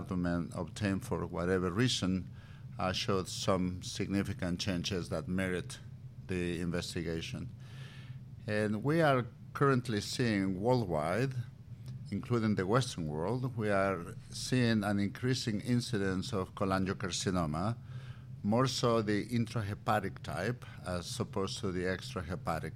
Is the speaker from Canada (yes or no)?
no; Mexico; moved away; also born or lived in Valladolid; Tequila runs in my bloodstream. I'm from Mexico